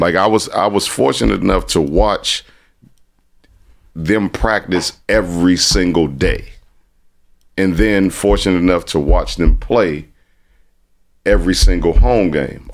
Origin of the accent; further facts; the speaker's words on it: Washington, District of Columbia, United States; also born or lived in Trinidad / Los Angeles; born and raised in Southeast Minnesota Avenue by way of Trinidad